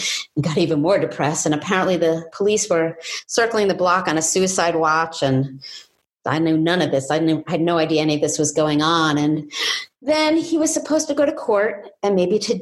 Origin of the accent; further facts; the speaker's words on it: New York City, New York, United States; I lived with my father in a life of drugs, sex, and squalor in New York City's East Village.